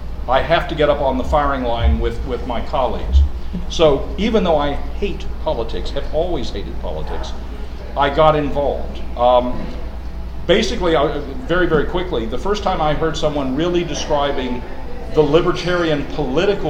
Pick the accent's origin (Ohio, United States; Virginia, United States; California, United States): Virginia, United States; Pulaski; I'm from Pulaski, Virginia, born and raised.